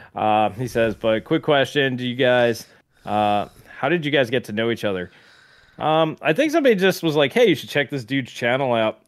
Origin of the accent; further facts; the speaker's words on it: New York, United States; I grew up in New York